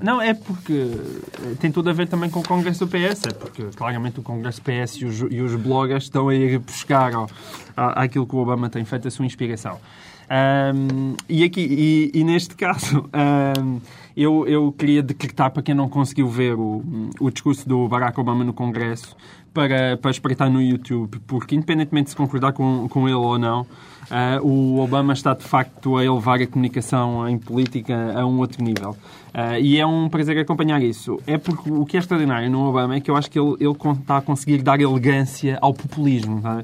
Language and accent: Portuguese; Portalegre, Alentejo, Portugal; moved away as an adult; now in Lisbon, Portugal; sou um homem de província. Eu nasci em Porto Alegre.